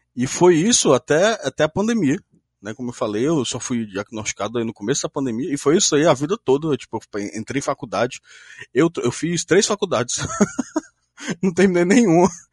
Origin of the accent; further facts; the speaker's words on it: Fortaleza, Ceará, Brazil; eu sou de Fortaleza, Ceará, tenho 25 anos